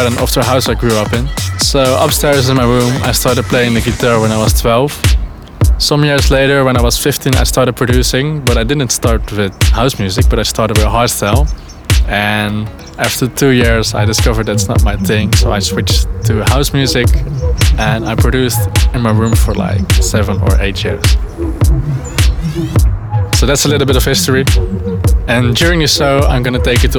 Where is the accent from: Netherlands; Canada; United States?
Netherlands; Helvoirt, North Brabant; Right now I'm in my hometown Helvoort, which is in the south part of the Netherlands